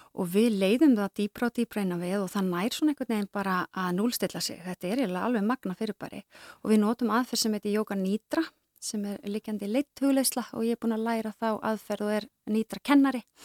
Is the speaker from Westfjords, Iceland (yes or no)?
no; Akureyri, Northeastern Region, Iceland; moved away; ég er sko akureyringur, Já. akureyringur í húðahár og ólstar upp